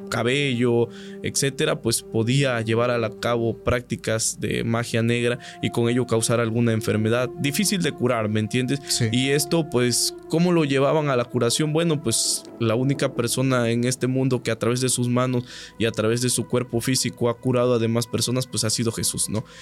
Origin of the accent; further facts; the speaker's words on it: Catemaco, Veracruz, Mexico; soy de Catemaco, Veracruz